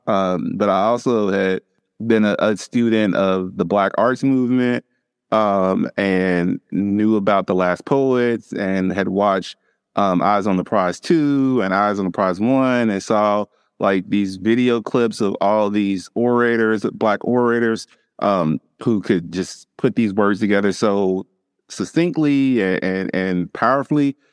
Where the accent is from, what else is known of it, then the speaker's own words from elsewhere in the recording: Louisville, Kentucky, United States; now in Eastern Kentucky, United States; Growing up in Louisville